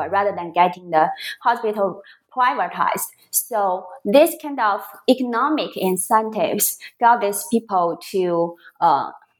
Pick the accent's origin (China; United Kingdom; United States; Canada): China; a coastal city in northern China; moved away; a coastal city in northern China, so my hometown